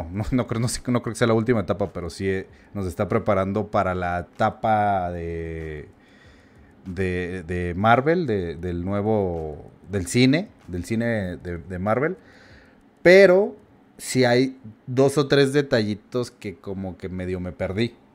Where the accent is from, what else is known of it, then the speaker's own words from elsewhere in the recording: Mexico; como mexicano sí la pasamos mal.